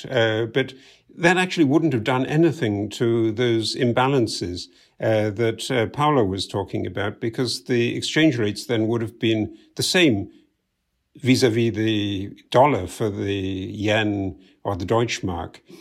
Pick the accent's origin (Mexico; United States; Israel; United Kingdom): United Kingdom; moved away; you can tell by my accent, I'm originally from the U K